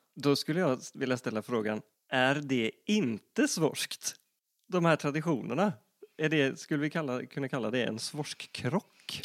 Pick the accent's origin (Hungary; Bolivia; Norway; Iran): Norway; Northern Norway; accent: Northern Norwegian; Swedish is a second language; moved away as an adult; now in Gothenburg, Sweden; Jag föddes 1983 i en liten by i Nordnorge där jag bodde fram tills någonstans i mina tidiga 20 år.